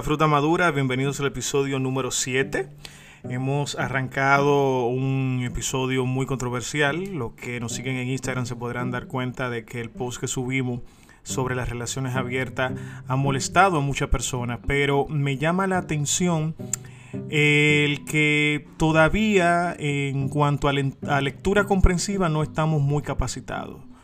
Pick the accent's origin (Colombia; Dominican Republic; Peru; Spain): Dominican Republic; como muchos dominicanos decimos